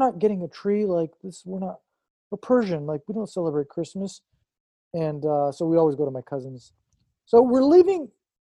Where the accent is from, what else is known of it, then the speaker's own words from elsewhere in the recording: Long Beach, California, United States; also born or lived in Iran; I grew up in Long Beach